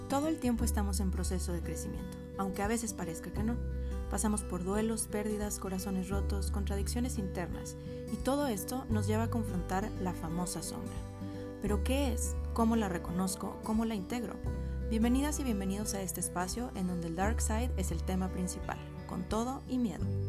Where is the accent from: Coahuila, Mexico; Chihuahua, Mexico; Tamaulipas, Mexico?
Coahuila, Mexico; Torreón; también soy de Torreón